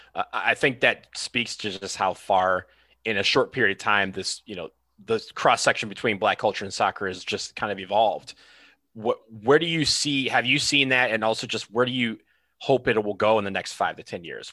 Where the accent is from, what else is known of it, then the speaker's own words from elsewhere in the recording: Detroit, Michigan, United States; I'm from Detroit, one of one of Detroit's finest